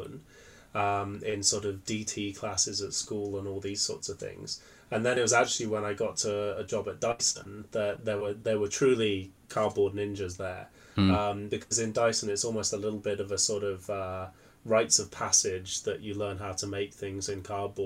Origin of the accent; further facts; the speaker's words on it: Cumbria, North West England, United Kingdom; I grew up in Cumbria, which for anyone who isn't familiar with that, that's also known as the Lake District in the north of England.